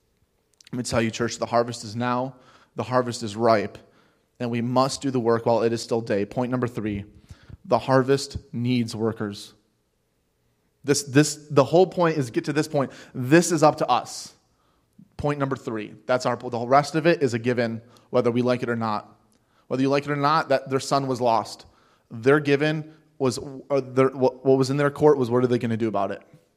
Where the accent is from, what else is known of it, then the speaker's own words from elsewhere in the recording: Cleveland, Ohio, United States; You know, I'm from Cleveland and, you know, things like that.